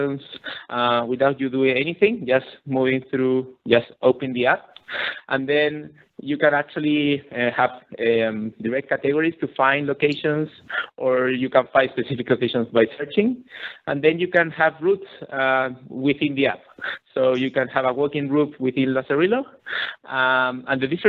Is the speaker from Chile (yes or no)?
yes; Chile; I'm actually from Chile